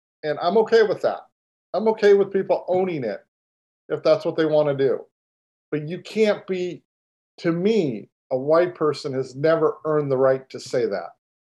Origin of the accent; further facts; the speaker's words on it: Los Angeles, California, United States; born there; now in Houston, United States; You could call me that because I was born in Los Angeles, but I am definitely not a California boy, right?